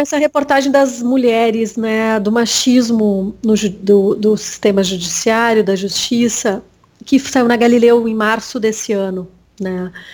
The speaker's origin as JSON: {"language": "Portuguese", "town": "Bagé", "region": "Rio Grande do Sul", "country": "Brazil", "tie": "born or raised there", "said": "Eu nasci em Bagé, né? Que é interior aqui do Rio Grande do Sul"}